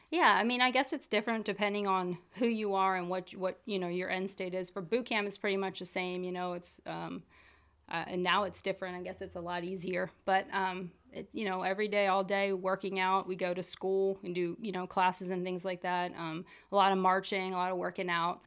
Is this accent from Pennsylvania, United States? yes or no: yes; Lancaster County, Pennsylvania, United States; grew up here, right here in Lancaster County. I went to Ephrata High School.